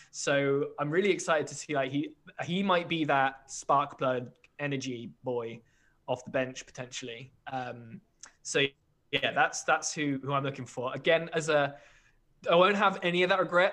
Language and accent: English; United Kingdom; as a British fan of an American sport